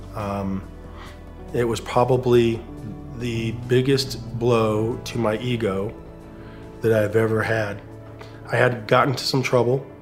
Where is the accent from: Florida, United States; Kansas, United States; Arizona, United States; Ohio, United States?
Arizona, United States; Phoenix; moved away as an adult; now in Charlotte, United States; we were in Phoenix, Arizona, which is where I'm originally from, in front of my home crowd, uh, my hometown